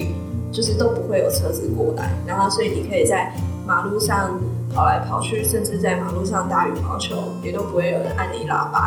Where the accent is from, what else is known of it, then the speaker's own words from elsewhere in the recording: Taitung County, Taiwan; moved away as an adult; also born or lived in Kaohsiung; now in Taipei, Taiwan; 我从小就是在台东的山上长大，然后。呃，大学的时候到高雄的山上读书，所以呃，在大学毕业后就在高雄工作，然后在高雄大概待了九年的时间，